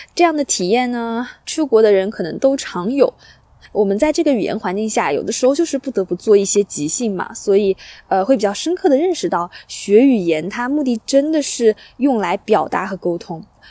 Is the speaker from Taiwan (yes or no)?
no; China; now in Australia; 我在国内